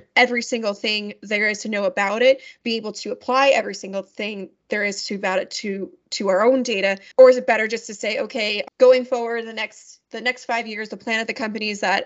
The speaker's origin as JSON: {"language": "English", "region": "New York", "country": "United States", "said": "I'm from New York"}